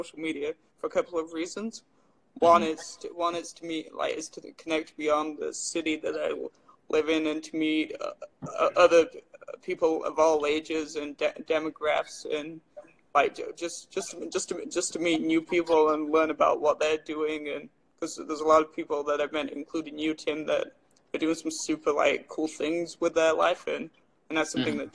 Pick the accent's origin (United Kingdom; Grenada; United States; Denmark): United Kingdom; England; now in Red Deer, Canada; I'm from England